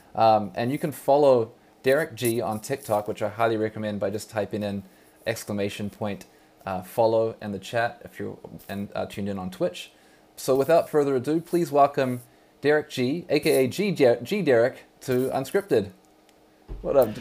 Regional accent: New Zealand; now in Vancouver, Canada; when I was a youth growing up in New Zealand, Aotearoa

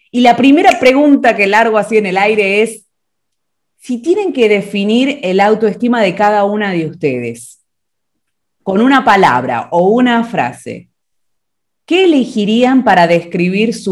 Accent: Argentina; ya me conocen, soy de Argentina y vamos a estar en este segmento especial Historias que Inspiran.

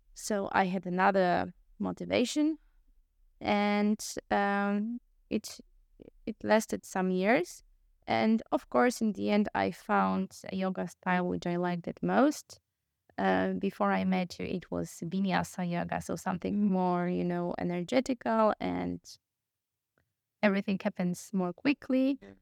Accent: Poland; moved away as an adult; also born or lived in Vienna, Austria; I come from Poland, I moved to Austria, or my studies

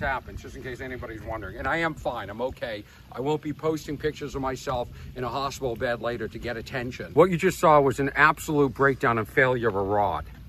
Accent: Boston, Massachusetts, United States; also born or lived in Los Angeles; I'm from Boston

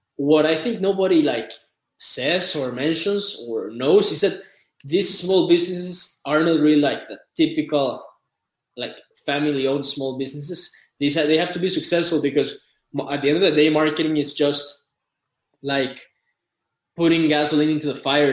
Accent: Costa Rica; I'm from Costa Rica. I've lived here all my life.

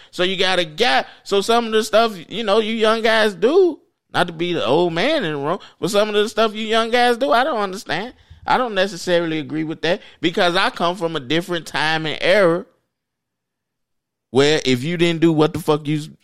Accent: Chicago, Illinois, United States; I'm from the South Side

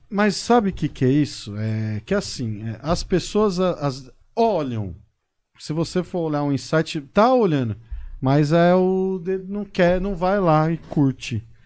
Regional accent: São Paulo, Brazil; moved away as an adult; now in Botucatu, Brazil; Nasci em São Paulo, paulistano da gema.

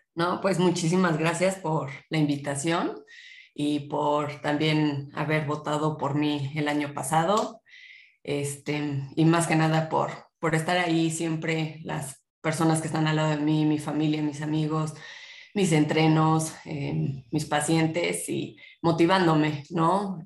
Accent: Puebla, Mexico; yo nací en Puebla, soy poblana

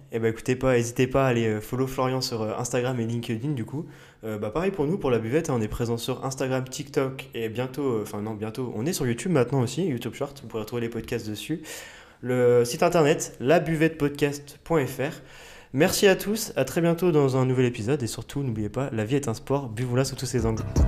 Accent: Bourg-en-Bresse, Auvergne-Rhône-Alpes, France; on est originaire de, du coup, de Bourg-en-Bresse

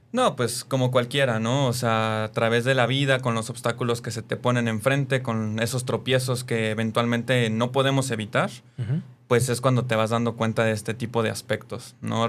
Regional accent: Mexico City, Mexico; yo soy originario de la Ciudad de México

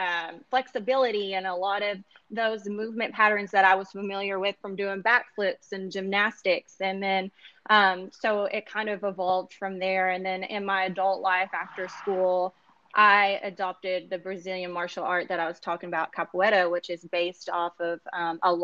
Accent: Kentucky, United States; moved away as an adult; now in Los Angeles, United States; I am currently in Los Angeles. I am originally from Kentucky. I've been in LA for about 7 years now

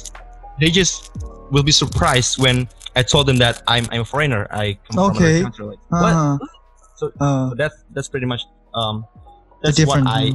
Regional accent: Indonesia; accent: Indonesian; accent, strong Indonesian accent.

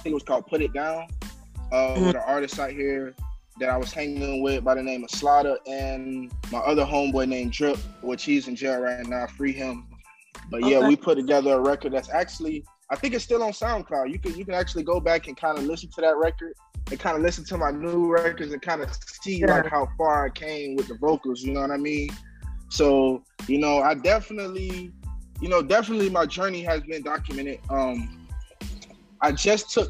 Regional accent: Miami, Florida, United States; I'm from Miami.

